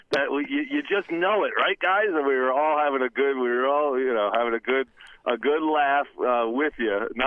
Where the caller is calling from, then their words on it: Cranford, New Jersey, United States; it's … from Cranford.